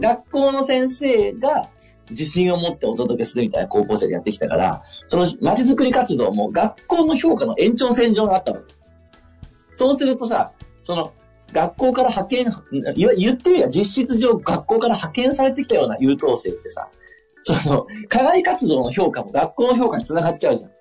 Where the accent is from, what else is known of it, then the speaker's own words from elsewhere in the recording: Sabae, Fukui, Japan; 地元の福井の鯖江って町